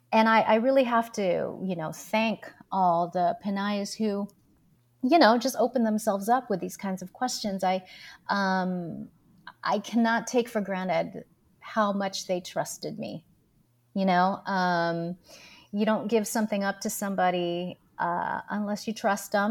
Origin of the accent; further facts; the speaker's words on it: Philippines; why am I here as a Filipina in this place?